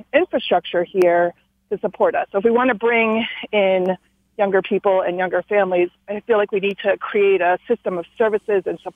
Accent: Allentown, Pennsylvania, United States; now in Royal Oak, United States; I'm from Allentown, Pennsylvania area.

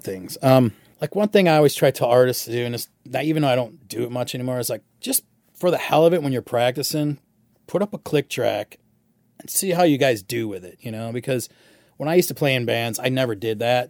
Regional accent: Michigan, United States; growing up in Michigan

